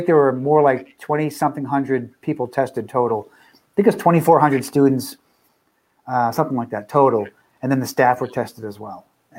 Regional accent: New Hampshire, United States; I grew up on Route 28 in New Hampshire my town.

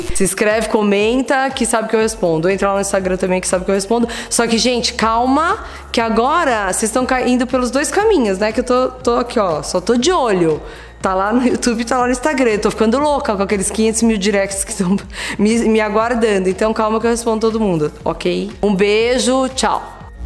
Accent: Brazil; Ainda bem que eu nasci no Brasil

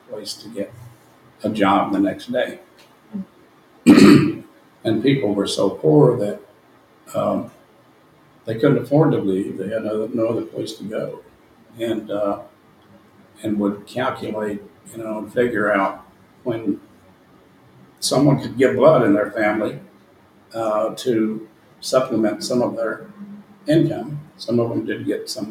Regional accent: the South, United States; accent: Southern; moved away; also born or lived in Chicago; as a Southerner with a Southern accent

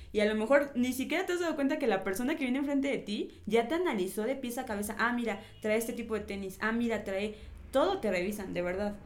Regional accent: Mexico; Como mexicanos

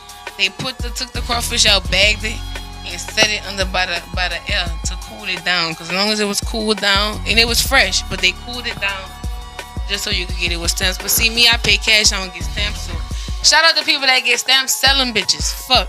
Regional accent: New Orleans, Louisiana, United States; I'm a downtown baby. So I grew up on Pandora.

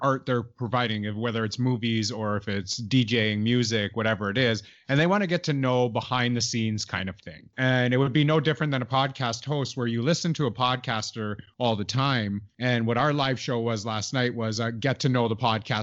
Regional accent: Canada; I'm actually from Canada

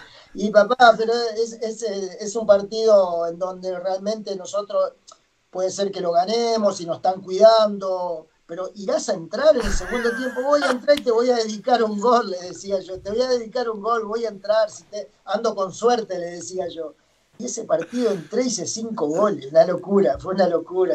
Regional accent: Arocena, Santa Fe, Argentina; moved away as an adult; also born or lived in Chile; yo soy de Santa Fe, yo soy de un pueblito muy chico de Arocena, se llama, hasta 60 kilómetros de, de Santa Fe

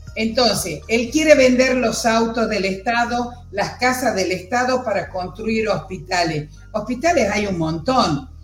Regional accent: Argentina; nosotros también como, argentinos

